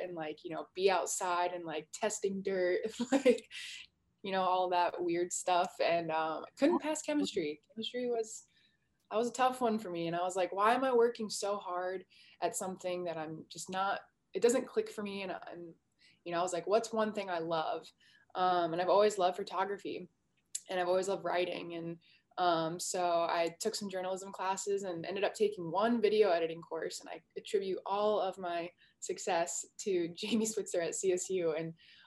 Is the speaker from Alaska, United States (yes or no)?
yes; Alaska, United States; moved away as an adult; now in Colorado, United States; born and raised in Alaska